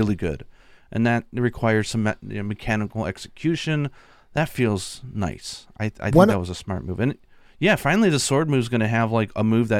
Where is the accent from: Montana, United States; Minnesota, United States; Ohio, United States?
Ohio, United States; Cleveland; I come from Cleveland, Ohio